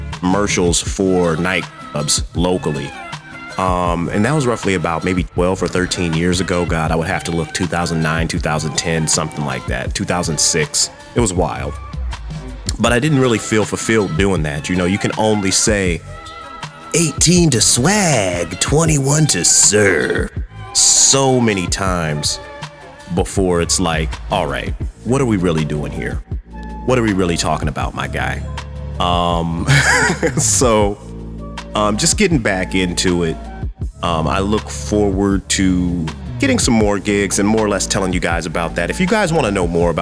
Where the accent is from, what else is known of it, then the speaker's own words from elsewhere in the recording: Midwest, United States; I'm here from the Midwest